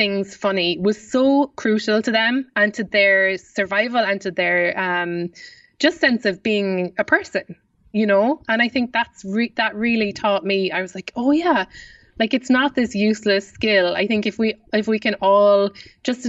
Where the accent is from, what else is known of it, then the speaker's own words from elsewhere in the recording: Ireland; accent: Irish; I hope that I've kept up my Irish accent sufficiently